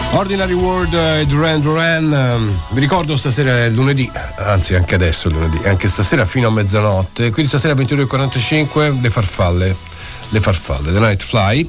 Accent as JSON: {"language": "Italian", "town": "Florence", "region": "Tuscany", "country": "Italy", "tie": "born or raised there", "said": "io ci sono cresciuto eh, in Piazza Indipendenza, a giocare a pallone, andavo alla eh. Lavagnini"}